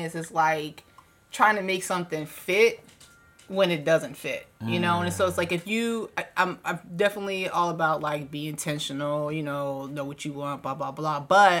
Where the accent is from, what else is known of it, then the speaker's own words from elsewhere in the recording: Washington, District of Columbia, United States; now in Los Angeles, United States; I'm coming from the East Coast, from DC.